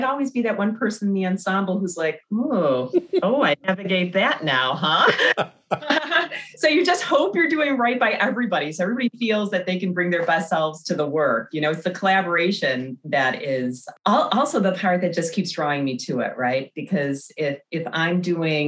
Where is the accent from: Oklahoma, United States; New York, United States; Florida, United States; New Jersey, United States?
New York, United States; Blasdell; moved away as an adult; also born or lived in Chicago; I grew up around the McKinley Mall area. I was in sixth grade when the McKinley Mall opened